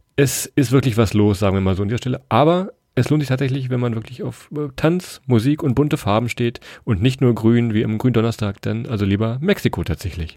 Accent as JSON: {"language": "German", "region": "Weserbergland", "country": "Germany", "said": "wir kommen aus dem Weserbergland"}